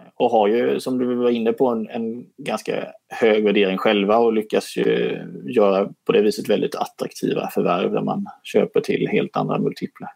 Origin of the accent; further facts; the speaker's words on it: Småland, Sweden; som smålänning